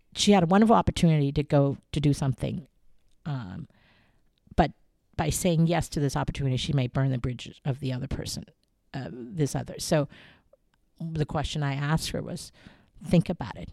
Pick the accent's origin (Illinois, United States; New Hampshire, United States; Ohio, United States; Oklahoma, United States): Ohio, United States; moved away as an adult; also born or lived in Taiwan / New York; now in Hong Kong; the thirteen years I grew up in Ohio and went to school in Ohio